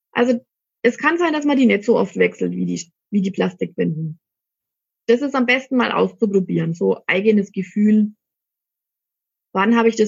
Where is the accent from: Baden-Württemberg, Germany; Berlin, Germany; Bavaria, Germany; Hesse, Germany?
Bavaria, Germany; Ansbach; Also ich komme aus Ansbach, das ist in Mittelfranken. Vielleicht habt ihr es eh schon gehört.